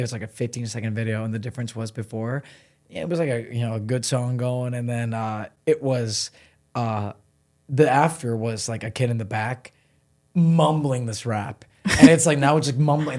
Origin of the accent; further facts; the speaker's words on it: Solon, Ohio, United States; moved away as an adult; now in Los Angeles, United States; I grew up in Solon